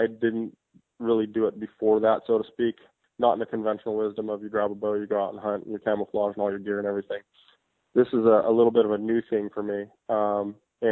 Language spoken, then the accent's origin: English; Hawaii, United States; I was born in Hawaii in 1978. And, you know, I was always raised around fishing for big blue marlin